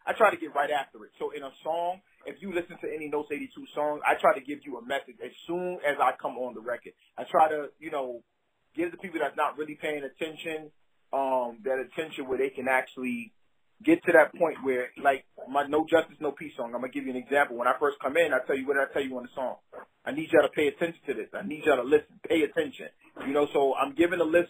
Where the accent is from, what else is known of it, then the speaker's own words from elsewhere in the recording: Brooklyn, New York, United States; moved away as an adult; also born or lived in the South (US); growing up in Brooklyn and listening to hip hop